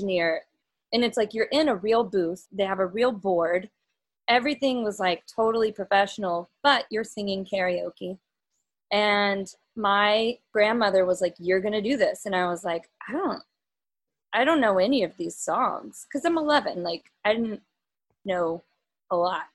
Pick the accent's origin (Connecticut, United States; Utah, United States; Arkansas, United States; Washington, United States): Arkansas, United States; Little Rock; now in New York City, United States; I grew up in Little Rock